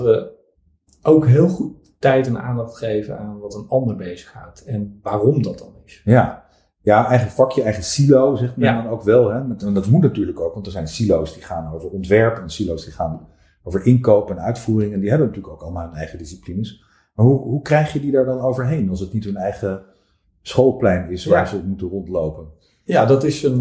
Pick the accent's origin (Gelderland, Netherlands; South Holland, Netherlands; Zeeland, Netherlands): Zeeland, Netherlands; Vlissingen; also born or lived in Middelburg; geboren in Middelburg, 1973. Mhm. Eh, ik ben opgegroeid in Vlissingen.